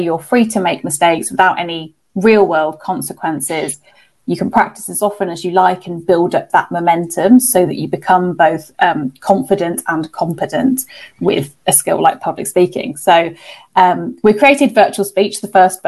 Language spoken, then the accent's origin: English; Birmingham, West Midlands, United Kingdom; So as people can hear from my accent, I'm from the UK. So I'm from a place called Birmingham, which is the second biggest city in England. And growing up, I was quite what I thought was a shy child.